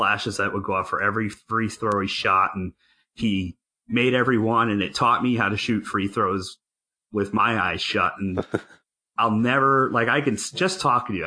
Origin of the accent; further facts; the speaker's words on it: Hamden, Connecticut, United States; now in Wisconsin, United States; I was from Hamden